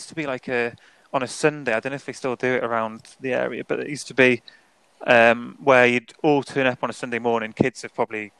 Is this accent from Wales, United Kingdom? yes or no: yes; Wales, United Kingdom; So obviously I grew up in North Wales. Yeah, I know. Yeah, probably more Scouse than Welsh, isn't it?